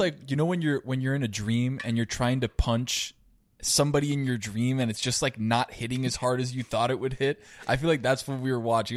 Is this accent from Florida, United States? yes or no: yes; Miami, Florida, United States; I live in Miami and been born and raised in Miami